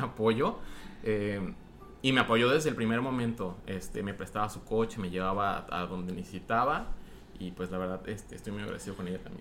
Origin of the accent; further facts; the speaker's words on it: Guadalajara, Jalisco, Mexico; moved away as an adult; now in United States; nací en Guadalajara, soy mexicano, eh, mexicano-americano. Ahorita estoy viviendo en Estados Unidos